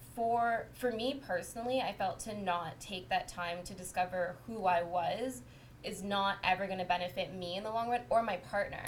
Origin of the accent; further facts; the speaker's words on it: Windsor, Ontario, Canada; moved away as an adult; now in Toronto, Canada; I'm from Windsor